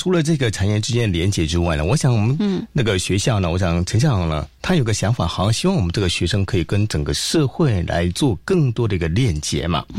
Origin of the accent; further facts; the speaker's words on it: Yunlin County, Taiwan; also born or lived in Taipei; now in Kaohsiung, Taiwan; 我是云林人，然后去台北读书，然后现在在高雄教广播电台上班，